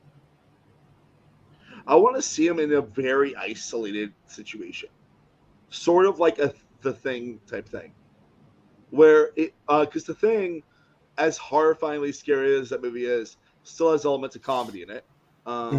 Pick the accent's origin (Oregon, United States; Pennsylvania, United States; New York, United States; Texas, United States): New York, United States; a New Yorker